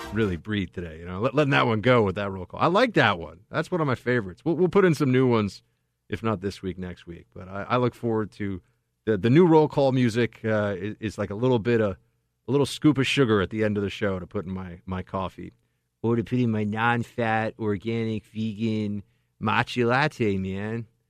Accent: New York, United States; moved away as an adult; now in California, United States; I'm in California now. This is my impression as a New Yorker

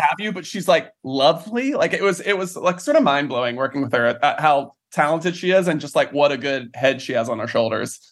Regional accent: Morganton, North Carolina, United States; moved away as an adult; now in New York, United States; I grew up in North Carolina

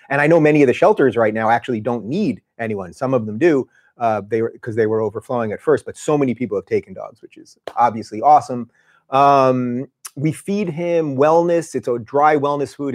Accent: Long Island, New York, United States; moved away; also born or lived in Brooklyn; we grew up in Long Island

